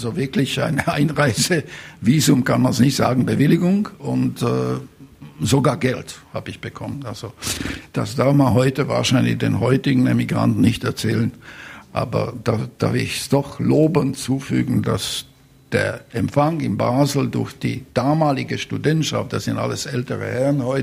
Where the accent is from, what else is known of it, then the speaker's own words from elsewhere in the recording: Košice, Košice Region, Slovakia; Und so erfuhr ich etwa um halb fünf morgen, dass die Russen in Koschice, in meiner Heimatstadt, äh, angekommen sind.